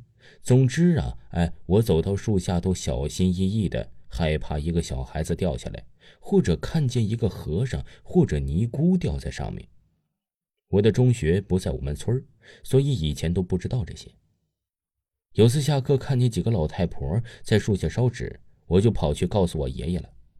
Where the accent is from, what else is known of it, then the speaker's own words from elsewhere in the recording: Yunnan, China; 我的家乡在云南的边界小镇，毒品特别多，还不是秘密了。